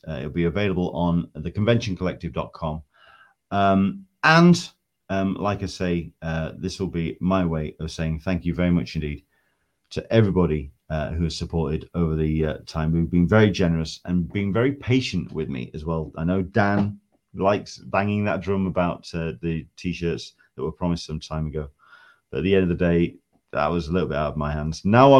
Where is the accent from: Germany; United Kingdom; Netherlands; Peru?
United Kingdom; England; now in San Diego, United States; But I am an Englishman in San Diego foot massager.